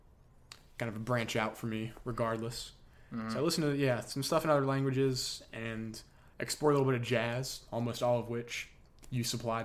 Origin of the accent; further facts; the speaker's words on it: North Carolina, United States; Like, we're not New York rappers, we're Southern rappers. We're from North Carolina.